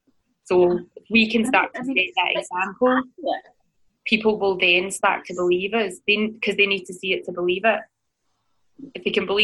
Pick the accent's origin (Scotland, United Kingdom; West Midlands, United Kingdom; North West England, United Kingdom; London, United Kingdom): Scotland, United Kingdom